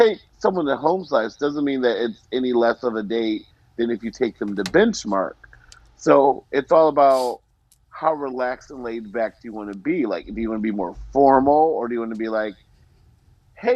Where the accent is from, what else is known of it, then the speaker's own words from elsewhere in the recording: Arizona, United States; moved away; when I grew up in Arizona, like we had Dunkin' Donuts, so it was munchkins